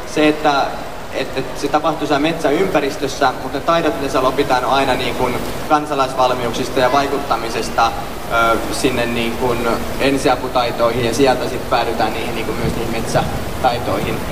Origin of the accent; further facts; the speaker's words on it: Finland; mä olen Suomesta